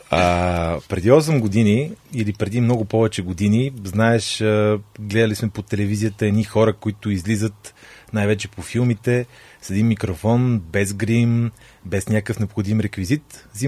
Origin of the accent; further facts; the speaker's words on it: Pernik, Pernik Province, Bulgaria; Аз съм от Перник